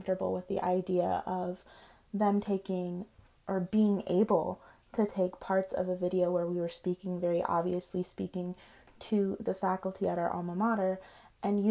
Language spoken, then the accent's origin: English; Michigan, United States; I'm just from Michigan.